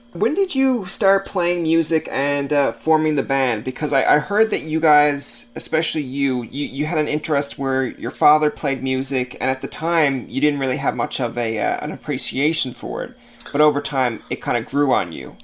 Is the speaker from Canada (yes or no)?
yes; Canada; we're Canadian